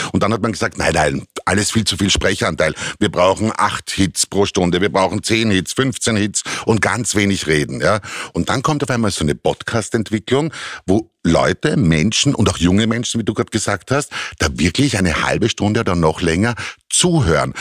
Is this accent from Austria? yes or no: yes; Austria; bei uns in Europa, bei uns in Österreich